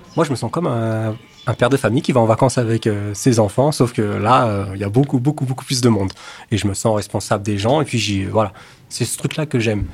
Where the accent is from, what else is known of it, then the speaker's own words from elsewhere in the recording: Colombes, Île-de-France, France; also born or lived in England; J'ai grandi à Colombes, dans le 92